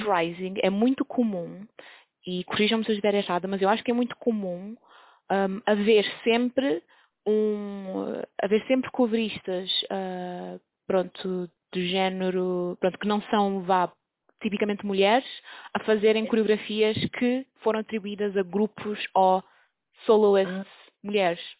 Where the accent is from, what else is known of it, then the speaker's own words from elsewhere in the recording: Cape Verde; moved away; eu sou de um país pequenino, sou de Cabo Verde